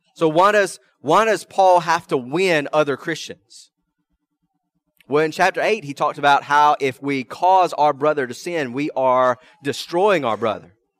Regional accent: American South, United States; first language English; I'm an American. I'm Southern by the grace of God

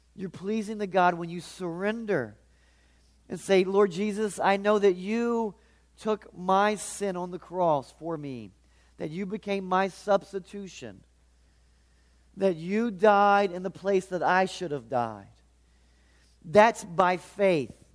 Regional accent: Charleston, West Virginia, United States; I'm from the Charleston area

